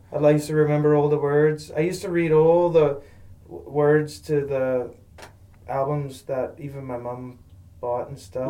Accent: Buffalo Pound, near Moose Jaw, Saskatchewan, Canada; I was growing up in Buffalo Pound

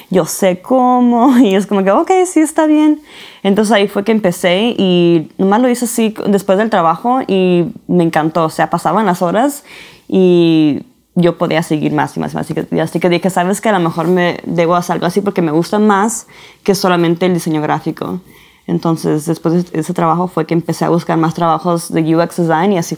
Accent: San Diego, California, United States; also born or lived in Arizona / Florida; now in Utah, United States; Ok, originalmente soy de California, soy de San Diego, papás mexicanos, puertorriqueños y he vivido aquí en los Estados Unidos toda mi vida.

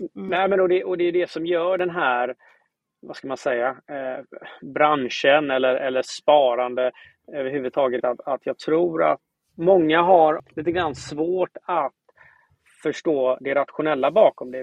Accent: Gothenburg, Västra Götaland, Sweden; jag kommer från Göteborg.

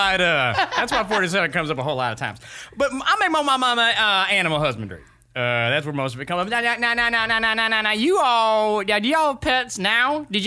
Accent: Norfolk, Nebraska, United States; We're from Norfolk, Nebraska. Home of Johnny Carson.

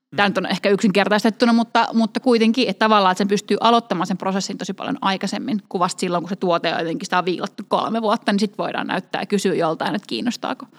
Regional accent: Finland; moved away as an adult; also born or lived in United Kingdom; Briteissä asuessa niin joudun aika usein selittämään, että missä, mistä olen kotoisin, kun sanon, että mä olen Suomesta

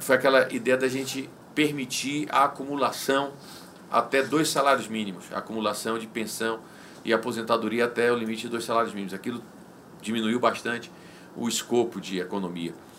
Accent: Guanambi, Bahia, Brazil; also born or lived in Salvador; Eu sou nordestino, eu sou baiano

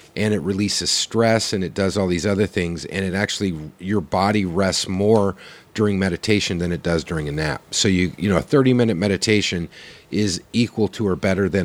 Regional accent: Oklahoma, United States

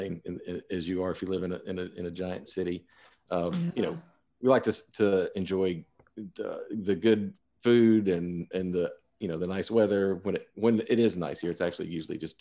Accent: the South, United States; Brian and I are both from the South

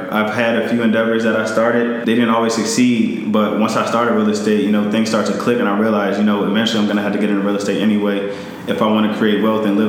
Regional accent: Montgomery County, Maryland, United States; out of Maryland, grew up in Montgomery County

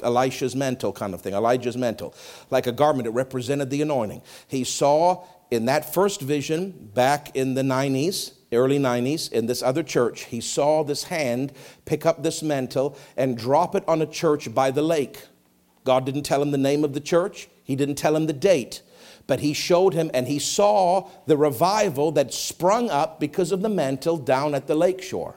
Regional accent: Canada; I'm Canadian.

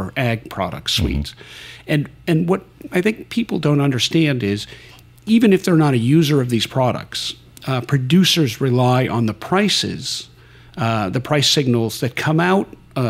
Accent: northern New Jersey, United States; I'm actually from the New York City area, born and raised in northern New Jersey

